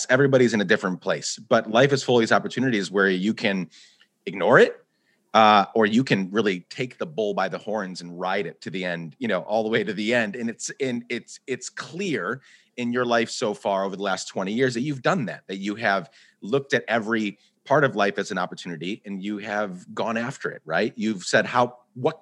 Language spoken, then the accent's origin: English; Guatemala; now in United States; I grew up in Guatemala. I was born in the U.S., and then my dad is Guatemalan. We moved back there for 10 years.